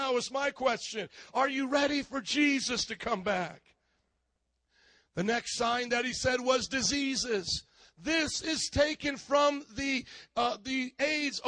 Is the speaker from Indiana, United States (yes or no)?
yes; Fort Wayne, Indiana, United States; moved away; also born or lived in Miami; my hometown, Fort Wayne, Indiana